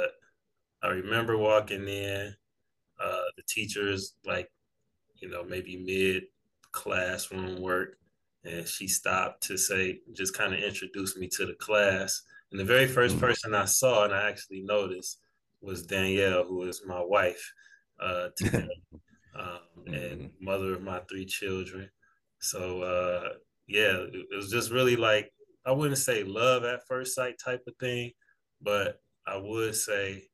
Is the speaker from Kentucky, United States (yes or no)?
no; Detroit, Michigan, United States; also born or lived in Sterling Heights, Michigan; I'm originally from Detroit. Both of my parents are East Siders.